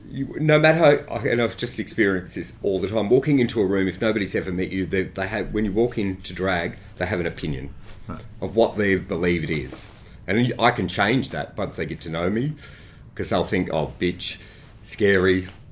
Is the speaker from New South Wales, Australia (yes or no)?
yes; Granville, New South Wales, Australia; Oh, Western Suburbs of Sydney, Granville.